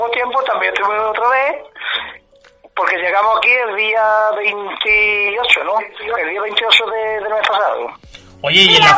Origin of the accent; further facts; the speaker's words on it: Fuentes de Andalucía, Andalusia, Spain; moved away; yo soy fontaneo también.